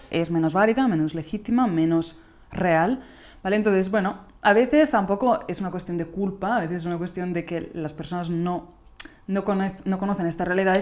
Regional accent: Italy; Spanish is a second language; moved away; soy italiana

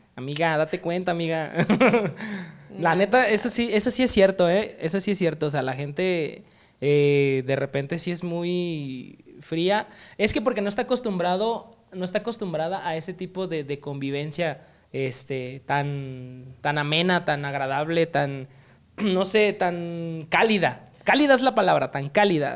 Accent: Oaxaca, Mexico; now in Guadalajara, Mexico; Oaxaca, soy de Oaxaca

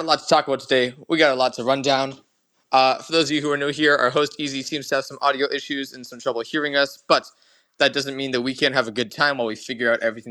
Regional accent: Canada; I hate being Canadian

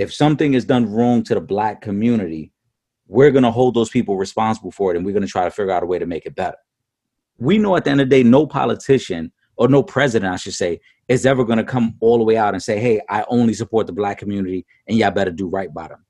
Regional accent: New York City, New York, United States; as a Puerto Rican man, I saw the disrespect he gave to my island, even though I was born in in New York City and I'm American

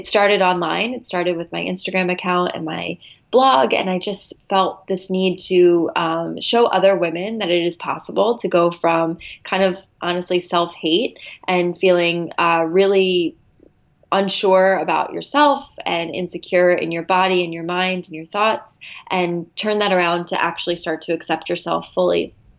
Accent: Philadelphia, Pennsylvania, United States; now in Los Angeles, United States; I am from the Philadelphia area, but I recently just moved out to LA.

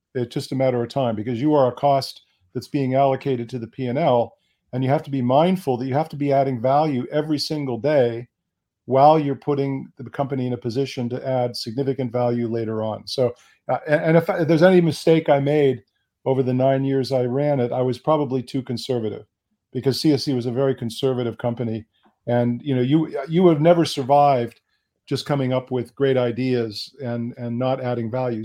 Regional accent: United States; also born or lived in Bonn, Germany; I was born in the United States

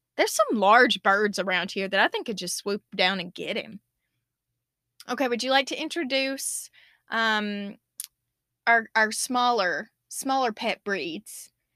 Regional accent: the South, United States; 'Cause I'm the Southerner

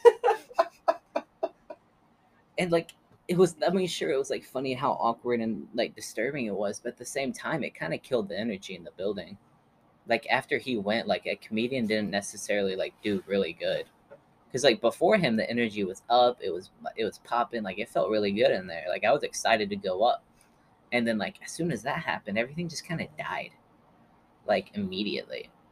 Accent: Stilwell, Oklahoma, United States; moved away; my hometown, Stillwell, Oklahoma

